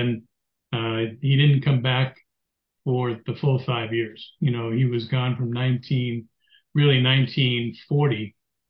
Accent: New York City, New York, United States; moved away as an adult; now in Denver, United States; I grew up in the Bronx in New York City in a one-bedroom apartment.

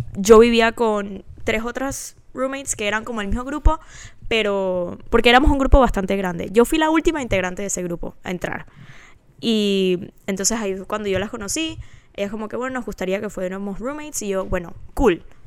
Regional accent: Panama; also born or lived in Florida, United States; now in Dallas, United States; soy panameña

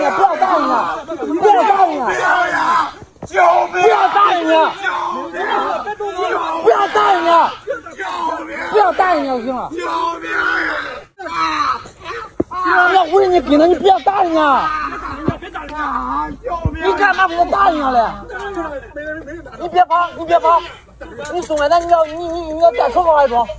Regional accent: Xi'an, Shaanxi, China; 咱都是中国人，咱中国人不要伤害中国人。我是西安来旅游的

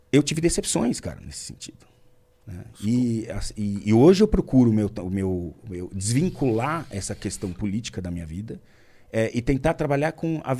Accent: Brazil; Eu sou muito brasileiro.

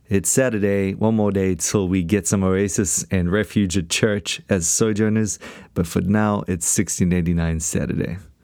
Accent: South Africa; I come from South Africa

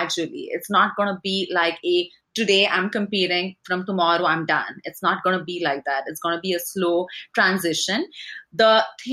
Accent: India; moved away as an adult; I grew up in India and I came here in my 20s, or actually my, when I was 20

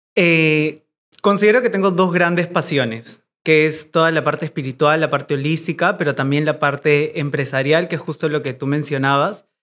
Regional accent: Arequipa, Peru; now in Lima, Peru; Arequipa, que es de donde yo soy, de donde está mi familia

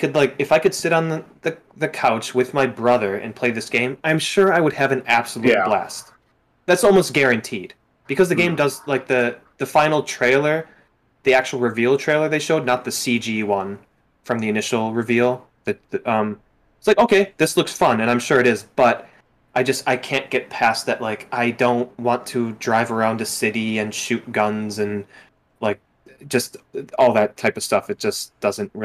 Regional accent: Milwaukee, Wisconsin, United States; also born or lived in Chicago; I lived in Chicago for 2 years, right? I'm from Milwaukee.

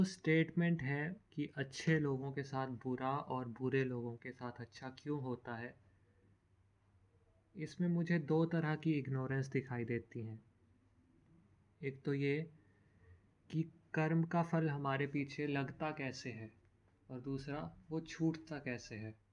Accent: Himachal Pradesh, India; मैं खुद हिमाचल से बिलोंग करता हूँ हिमाचल के बहुत सारे क्षेत्र देवभूमि माने जाते हैं

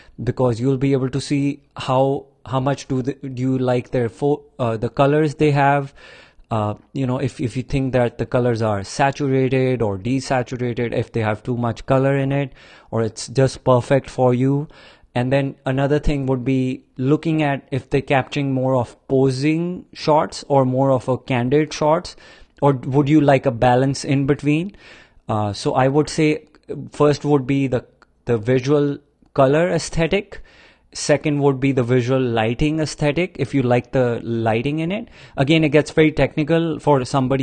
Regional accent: India; growing up in India in like 80s, 70s, 90s

